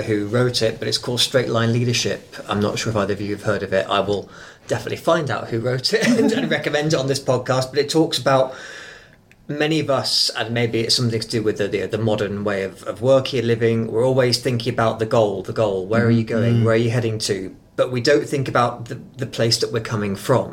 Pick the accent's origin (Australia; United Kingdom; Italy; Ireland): United Kingdom; England; now in New Zealand; I am actually from England